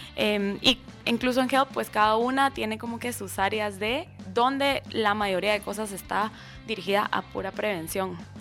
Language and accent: Spanish; Escuintla, Guatemala; en Escuintla y aparte como que es mi pueblo donde nací y crecí.